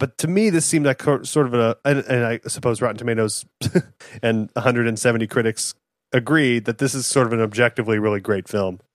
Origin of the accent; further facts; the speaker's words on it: Fort Worth, Texas, United States; we're from, we grew up in Fort Worth